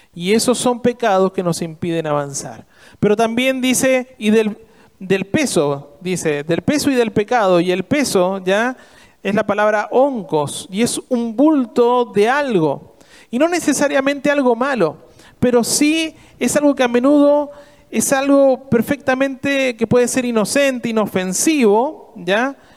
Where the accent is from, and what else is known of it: Argentina